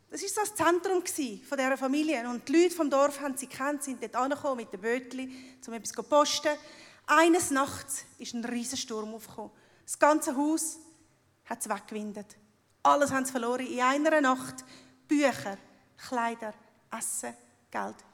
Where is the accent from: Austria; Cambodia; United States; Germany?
Cambodia; born there; 1973 bin ich in Kambodscha geboren worden und bin dann von genialen Schweizer Eltern adoptiert worden.